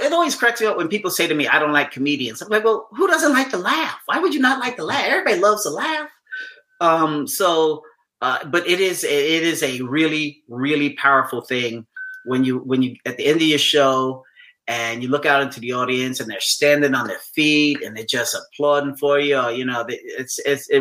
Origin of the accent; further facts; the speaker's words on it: New York City, New York, United States; I grew up in New York City